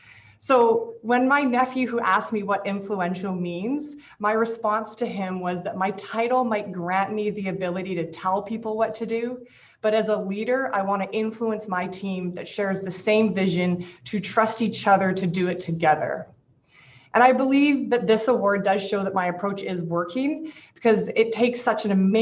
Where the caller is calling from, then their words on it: Victoria, British Columbia, Canada; I want to start by acknowledging I'm speaking today from the Lekwungen Traditional Territory, homeland of the Songhees and Esquimalt First Nations, over in sunny, beautiful Victoria.